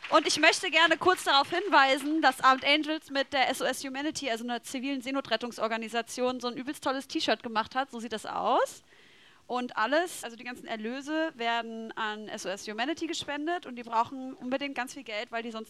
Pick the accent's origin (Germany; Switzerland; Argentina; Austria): Germany; Leipzig, Saxony; Ich auch Ost. Also wir kommen ja aus Leipzig, Josi